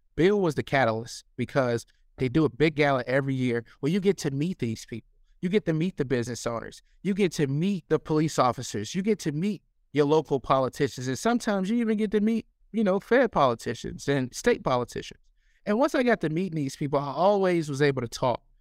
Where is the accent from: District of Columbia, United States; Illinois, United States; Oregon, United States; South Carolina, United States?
Illinois, United States; Chicago; moved away as an adult; now in Baltimore, United States; growing up in Chicago